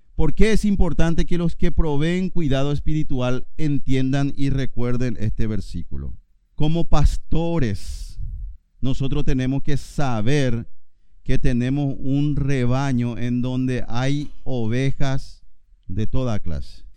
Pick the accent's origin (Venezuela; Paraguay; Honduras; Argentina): Paraguay; Yo soy paraguayo y estoy acá.